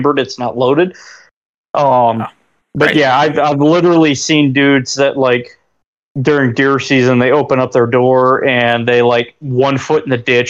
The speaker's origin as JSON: {"language": "English", "region": "Ohio", "country": "United States", "also_born_or_lived": "North Dakota", "moved": "yes", "said": "I'm originally from Ohio"}